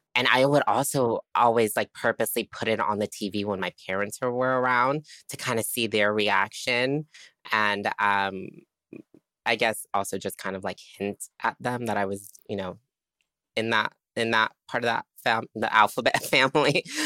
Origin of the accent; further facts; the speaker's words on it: Tampa, Florida, United States; I grew up in, um, what I call Trampa. sorry, people from Tampa. Um, Tampa, Florida